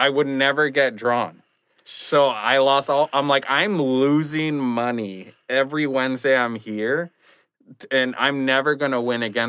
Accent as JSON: {"language": "English", "town": "Ixtapan de la Sal", "region": "State of Mexico", "country": "Mexico", "tie": "born there", "said": "So I was born in Ixtapan de la Sal."}